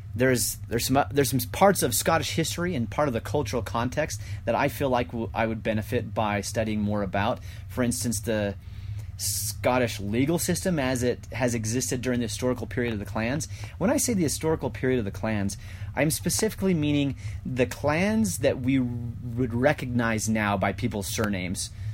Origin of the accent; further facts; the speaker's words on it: Malad City, Idaho, United States; moved away; I'm originally from Malad, Idaho